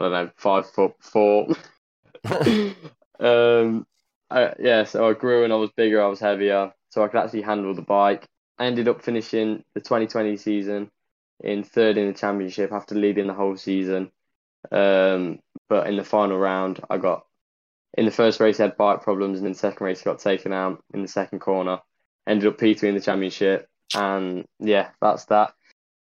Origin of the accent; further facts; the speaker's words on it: Ashby-de-la-Zouch, East Midlands, United Kingdom; I'm from Ashby, from the Midlands, just near Dunnington Park.